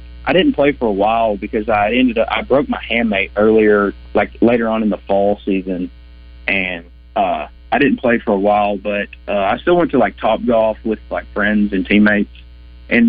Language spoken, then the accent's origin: English; Batesville, Arkansas, United States; growing up in Batesville